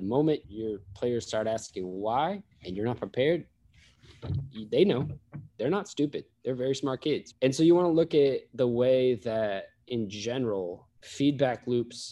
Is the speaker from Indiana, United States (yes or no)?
no; Sacramento, California, United States; I grew up in Sacramento